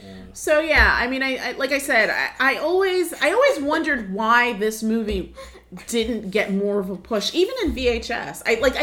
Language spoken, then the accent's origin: English; New York City, New York, United States; us growing up in larger cities. I mean, you're from Brooklyn, I'm from Brooklyn. We had New York right across the river